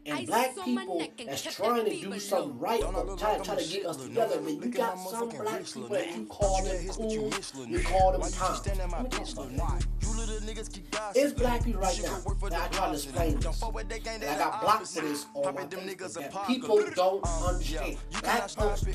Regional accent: United States; I'm African American

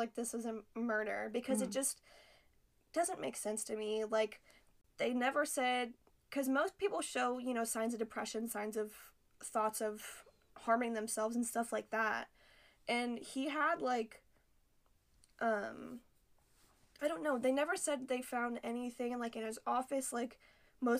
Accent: South Dakota, United States; moved away; I'm actually from South Dakota.

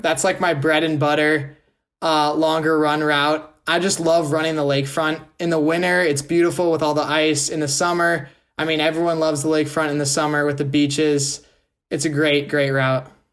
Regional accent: Wisconsin, United States; I'm from Wisconsin too

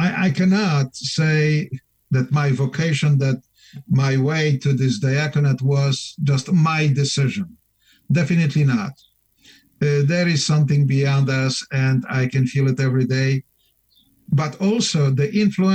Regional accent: Białystok, Podlaskie Voivodeship, Poland; English is a second language; moved away as an adult; also born or lived in Chicago; now in Glenview, United States; I was born in Poland and raised in Poland.

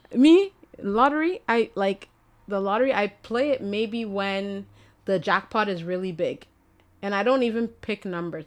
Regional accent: Ghana; I'm Ghanaian

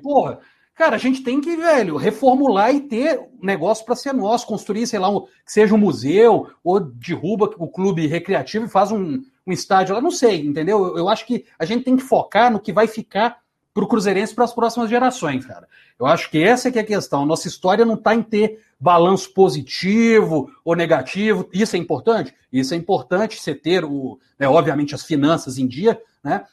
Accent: Ouro Branco, Minas Gerais, Brazil; moved away; also born or lived in Belo Horizonte / Brasília; Quando eu morava em Ouro Branco, ia para o Mineirão também, né, na época de infância

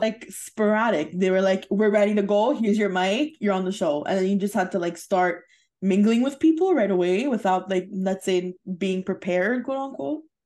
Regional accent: Canada; we're Canadian

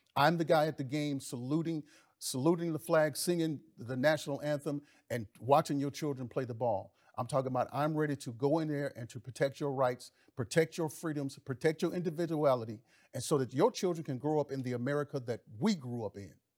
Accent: Mississippi, United States; I grew up in the South. I grew up in Mississippi.

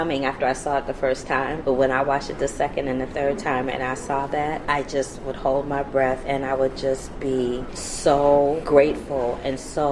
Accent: St. Louis, Missouri, United States; now in Los Angeles, United States; St. Louis where I'm from

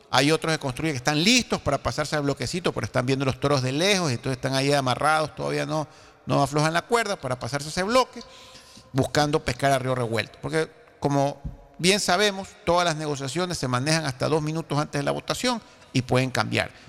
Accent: Ecuador; Yo aspiro como ecuatoriano.

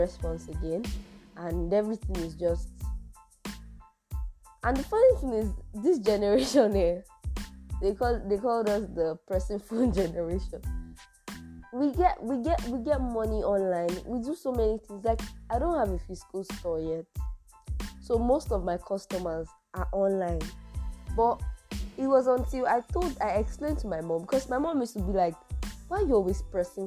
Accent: Nigeria; as a Nigerian youth

